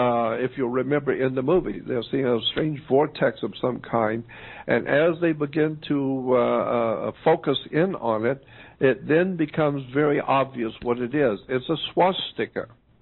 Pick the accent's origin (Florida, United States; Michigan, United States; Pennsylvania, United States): Florida, United States; Pensacola; I was born in Pensacola, Florida. The big Navy town.